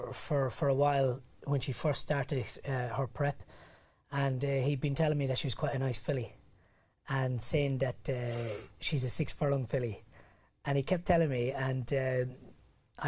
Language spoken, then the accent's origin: English; the Curragh, County Kildare, Ireland; moved away; I grew up in Ireland. It's much more casual. It's much more relaxed. And I grew up on the Curragh